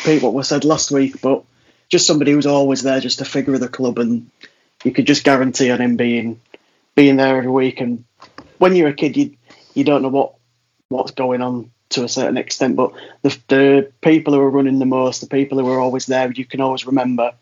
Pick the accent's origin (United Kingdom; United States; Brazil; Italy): United Kingdom; Leeds, Yorkshire and the Humber; now in Madrid, Spain; I'm from Leeds, but currently living in Madrid.